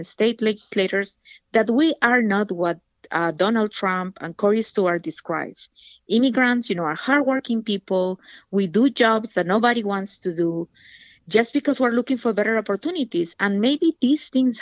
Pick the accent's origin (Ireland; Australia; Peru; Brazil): Peru; moved away as an adult; now in Virginia, United States; I'm originally from Peru. I came to this country as a single mother